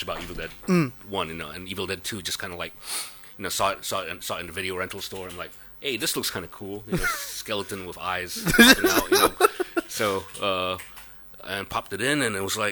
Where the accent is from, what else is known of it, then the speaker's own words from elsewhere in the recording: Jakarta, Indonesia; I was born in Jakarta, in Indonesia. So I was a natural born Indonesian